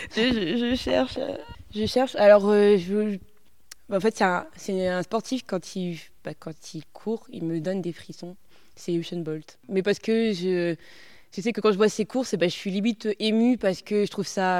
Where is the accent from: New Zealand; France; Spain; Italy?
France; Poitiers, Nouvelle-Aquitaine; moved away as an adult; also born or lived in Grenoble; je suis originaire de Poitiers. Je suis née à Poitiers.